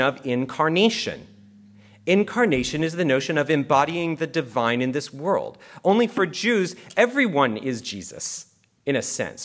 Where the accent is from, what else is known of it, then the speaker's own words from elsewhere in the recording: Canada; I'm actually Canadian.